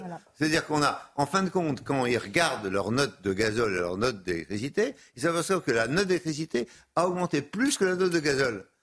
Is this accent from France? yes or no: yes; Brittany, France; je suis de l'Ouest, parce que je suis breton